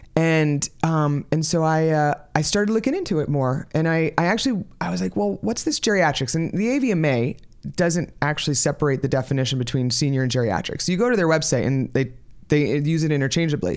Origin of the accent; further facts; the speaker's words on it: New York, United States; moved away as an adult; also born or lived in Florida; I, um, am originally from New York, so I'm from the East Coast of the country